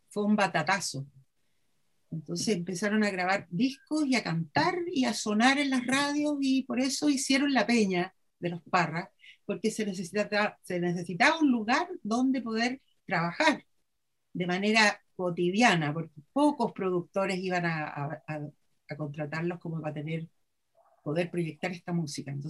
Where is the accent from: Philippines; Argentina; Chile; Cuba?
Chile; no, somos chilenos, pero somos latinoamericanos.